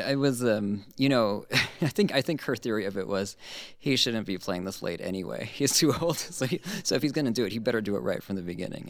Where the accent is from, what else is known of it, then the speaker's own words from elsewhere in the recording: Honolulu, Hawaii, United States; moved away; I grew up in Honolulu